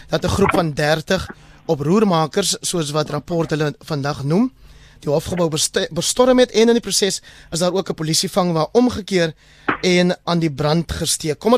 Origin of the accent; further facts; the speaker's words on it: Caledon, Western Cape, South Africa; my tuisdorp Caledon